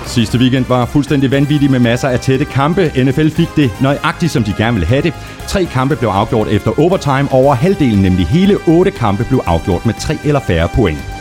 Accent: Viborg, Central Denmark Region, Denmark; jeg kommer fra Viborg

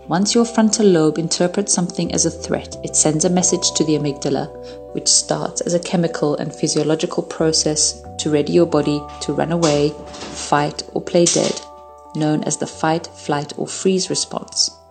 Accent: Hungary; born there; moved away; I was born in Hungary, behind the Iron Curtain, during the Cold War, and in the midst of the Cuban Missile Crisis. I lived as a refugee for 12 years.

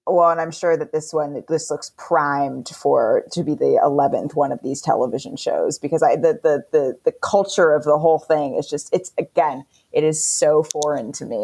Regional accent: California, United States; I grew up in California

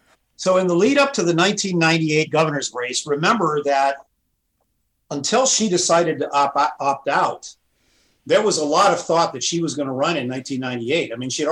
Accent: Montana, United States; I ran my brother's campaign for the state legislature in Montana in my home state.

